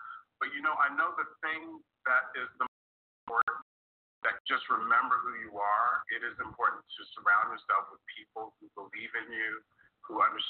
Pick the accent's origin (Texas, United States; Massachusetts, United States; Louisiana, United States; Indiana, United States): Texas, United States; as a military kid growing up in Texas